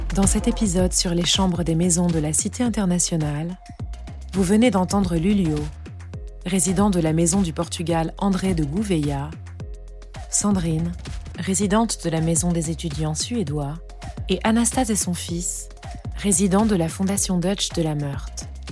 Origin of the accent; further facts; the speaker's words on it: New Caledonia; moved away as an adult; also born or lived in Nouméa, New Caledonia; now in Paris, France; je viens de la Nouvelle-Calédonie, qui est un territoire français ultramarin